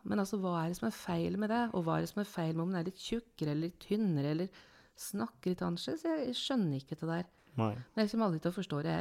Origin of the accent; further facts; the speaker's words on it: Lillehammer, Innlandet, Norway; born there; Ja, jeg snakker litt annerledes, for jeg er født på Lillehammer